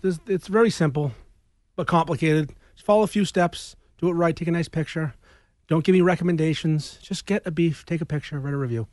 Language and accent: English; Peabody, Massachusetts, United States; now in Danvers, United States; I grew up in Peabody, near Landon C, and I live in Danvers now near Supremes